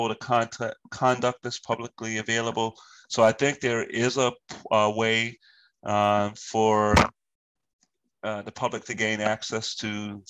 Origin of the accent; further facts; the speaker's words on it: Virginia, United States; moved away; because I'm from Virginia. I have 10 siblings and eight of which are brothers and two sisters.